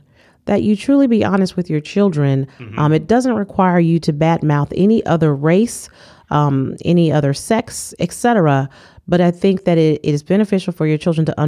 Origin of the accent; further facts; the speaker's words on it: California, United States; moved away as an adult; also born or lived in Mississippi; I'm from California